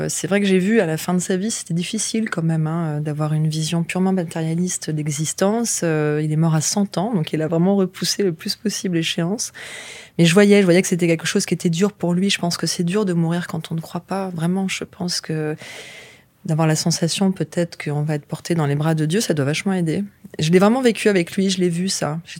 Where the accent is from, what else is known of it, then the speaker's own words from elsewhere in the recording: France; bon, ça reste quand même notre culture en tant que Français.